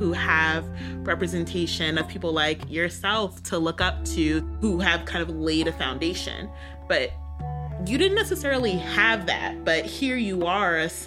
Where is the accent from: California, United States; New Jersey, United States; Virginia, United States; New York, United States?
New York, United States; New York City; I grew up in New York City for a lot of my formative youth